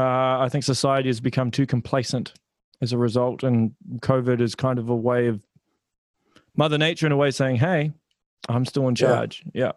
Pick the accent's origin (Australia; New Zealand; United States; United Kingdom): New Zealand; Auckland; moved away as an adult; now in Hamilton, New Zealand; I'm originally from Auckland and I moved out of Auckland and bought a house in Hamilton, primarily because I couldn't afford to live in Auckland.